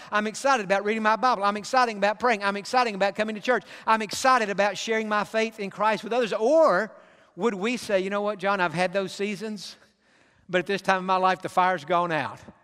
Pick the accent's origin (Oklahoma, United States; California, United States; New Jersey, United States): California, United States; Pasadena; I grew up in Pasadena.